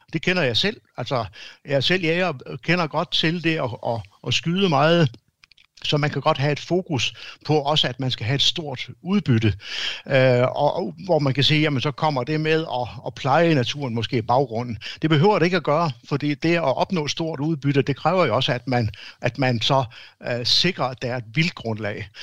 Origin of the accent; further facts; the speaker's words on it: Denmark; som danskere